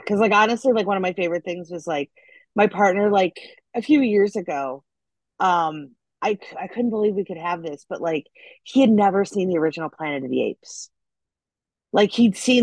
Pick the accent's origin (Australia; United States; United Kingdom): United States; Des Plaines, Illinois; moved away as an adult; now in Los Angeles, United States; I was in Des Plaines. So I literally grew up like right across the street from O'Hare.